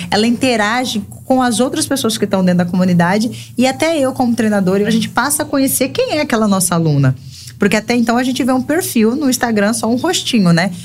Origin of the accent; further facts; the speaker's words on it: Brazil; moved away as an adult; now in João Pessoa, Brazil; a gente veio de Cáceres, né? Nossa cidade é uma cidade extremamente acolhedora e pequena